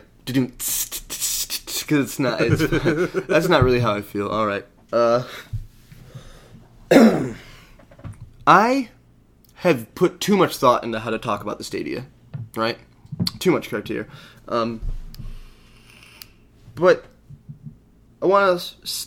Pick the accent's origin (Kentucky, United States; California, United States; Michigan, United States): Michigan, United States; We're from Michigan